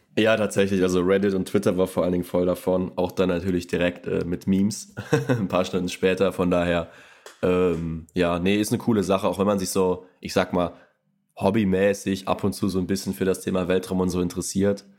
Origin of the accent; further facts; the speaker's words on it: Rhineland-Palatinate, Germany; ich komme auch quasi gebürtig äh, aus Rheinland-Pfalz